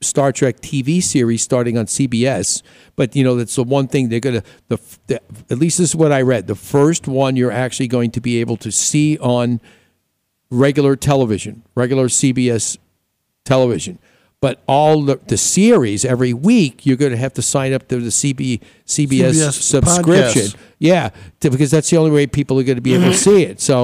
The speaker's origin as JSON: {"language": "English", "region": "New York", "country": "United States", "tie": "born or raised there", "moved": "yes", "lives_now": "Arizona, United States", "said": "When I grew up in New York"}